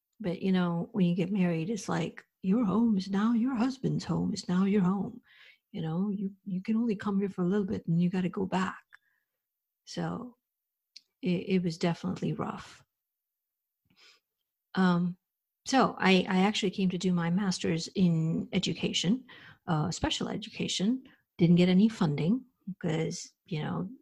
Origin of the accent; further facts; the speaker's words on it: India; moved away as an adult; now in United States; I was raised, born and brought up in India, and I came to the United States over 30 years ago to do my master's